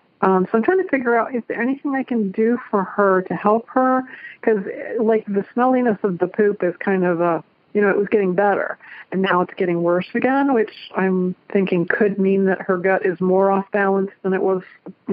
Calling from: Cincinnati, Ohio, United States; I am calling from Cincinnati, Ohio.

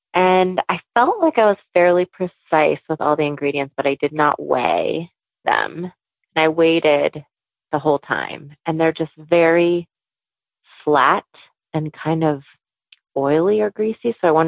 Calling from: San Rafael, California, United States; I'm calling from San Rafael in Marin County up in Northern California.

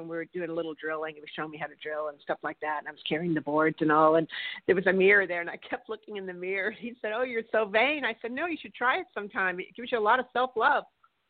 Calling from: California, United States; I'm calling from California.

